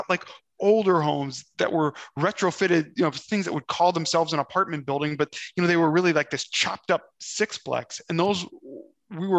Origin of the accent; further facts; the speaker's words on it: Omaha, Nebraska, United States; also born or lived in Austin, Texas; now in Minnesota, United States; I'm born and raised in the Midwest, grew up in Omaha, Nebraska, ping-ponged around to a couple of different places